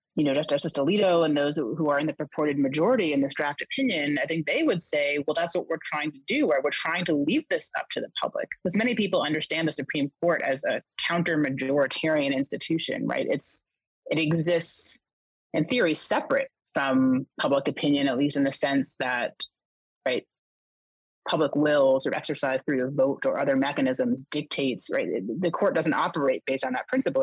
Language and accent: English; Boston, Massachusetts, United States; moved away as an adult; also born or lived in the South; I'm from the Boston area, but I moved to the South